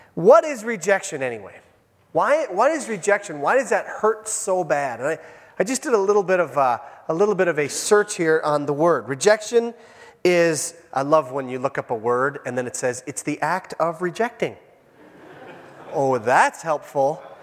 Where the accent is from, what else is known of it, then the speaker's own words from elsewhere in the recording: Iron Range, Minnesota, United States; I was raised on the Iron Range